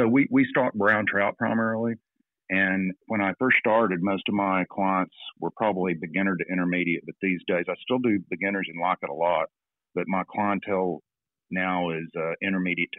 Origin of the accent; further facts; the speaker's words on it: Texas, United States; moved away as an adult; also born or lived in Atlanta; now in New Zealand; I grew up in Texas